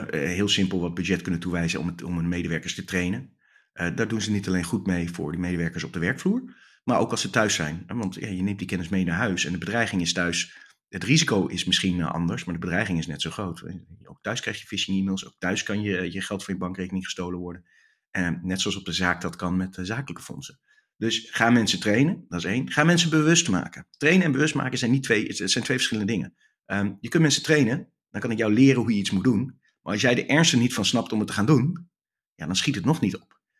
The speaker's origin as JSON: {"language": "Dutch", "country": "Netherlands", "said": "Ik ben Nederlander, dus ik ben lekker direct."}